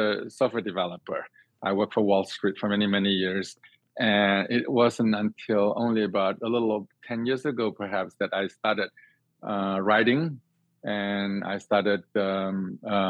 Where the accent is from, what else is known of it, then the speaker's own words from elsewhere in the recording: Singapore; moved away as an adult; now in United States; I grew up in Singapore